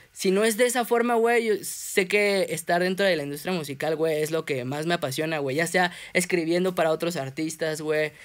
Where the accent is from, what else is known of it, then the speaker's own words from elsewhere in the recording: Mexico City, Mexico; soy un artista de la Ciudad de México